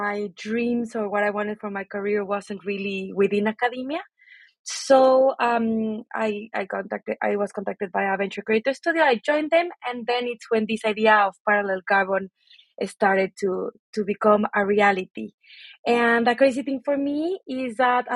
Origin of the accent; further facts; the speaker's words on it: Mexico City, Mexico; moved away as an adult; also born or lived in Manchester; So I'm originally from Mexico City. I was born and raised there.